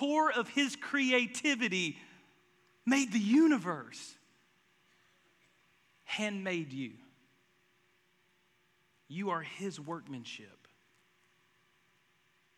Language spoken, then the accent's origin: English; the South, United States; I'm from the South